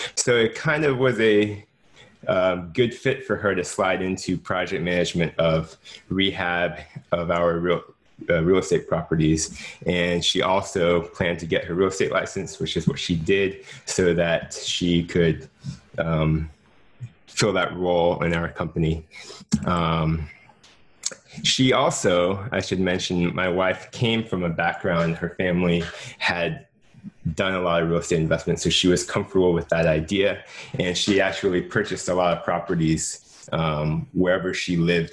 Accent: Jacksonville, Florida, United States; also born or lived in Washington, D.C.; Jacksonville, Florida, which is my hometown

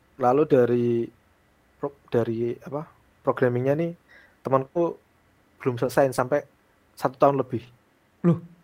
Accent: Pati, Central Java, Indonesia; di desaku, aku a, aslinya Pati di Jawa Tengah

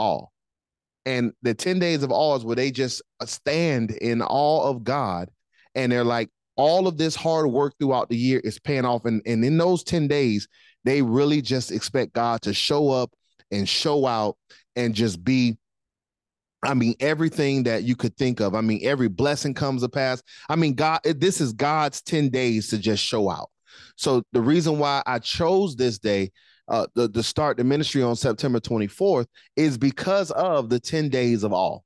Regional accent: Miami, Florida, United States; now in Jacksonville, United States; I'm from Miami

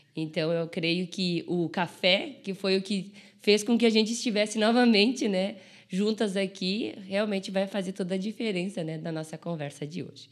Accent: Brazil; eu sou de, de Caxias

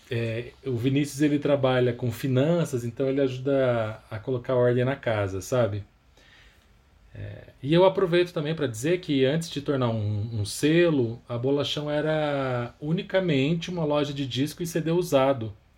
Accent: Campinas, São Paulo, Brazil; now in São Paulo, Brazil; eu nasci em Campinas, é, no interior de São Paulo. Hoje eu moro aqui em São Paulo, capital.

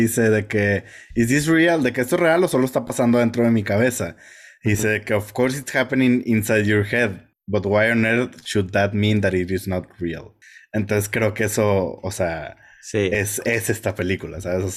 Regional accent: Mexico

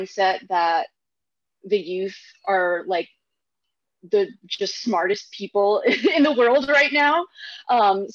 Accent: Katy, Texas, United States; I grew up in Houston, in a suburb of Houston called Katy

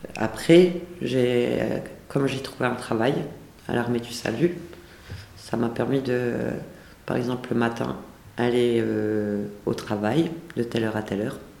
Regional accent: the North, France; moved away as an adult; now in Lyon, France; je viens du Nord

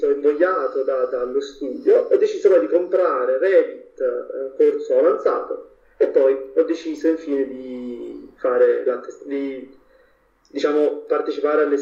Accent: Naples, Campania, Italy; perché io primis vengo da Napoli, mm. quindi mh, ad Ara architettura non avevo proprio nessuna conoscenza

